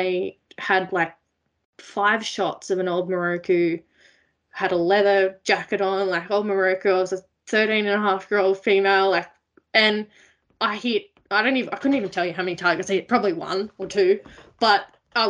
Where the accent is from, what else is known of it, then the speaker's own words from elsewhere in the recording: Blue Mountains, New South Wales, Australia; I grew up in the Blue Mountains, west of Sydney in New South Wales